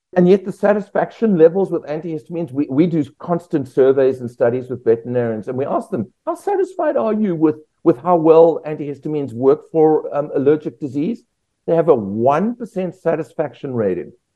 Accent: South Africa; moved away as an adult; also born or lived in Australia; now in United States; I'm from South Africa originally. Spent the first 25 years of my life there.

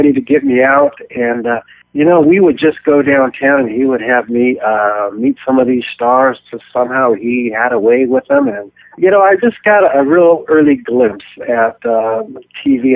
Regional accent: Long Beach, California, United States; I grew up in Long Beach

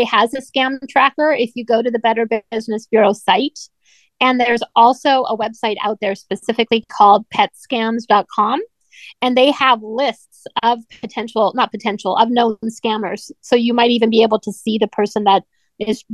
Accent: Canada; I grew up in Canada, so of course I love my native country as well.

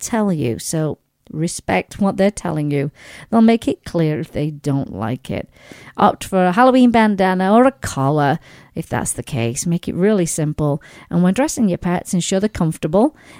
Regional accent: Sheffield, Yorkshire and the Humber, United Kingdom; moved away; back in my hometown in England, in Sheffield

